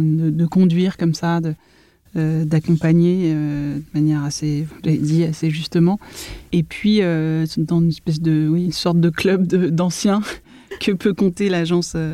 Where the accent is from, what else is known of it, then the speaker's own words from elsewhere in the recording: Paris, Île-de-France, France; j'ai grandi entre Paris, 20e arrondissement, près des buttes chemin, et la ville nouvelle